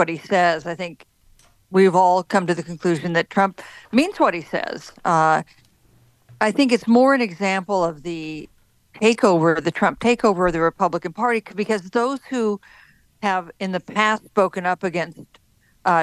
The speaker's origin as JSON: {"language": "English", "town": "Wichita", "region": "Kansas", "country": "United States", "tie": "born or raised there", "said": "I was born and raised in Wichita, so the Chiefs are sort of in the neighborhood"}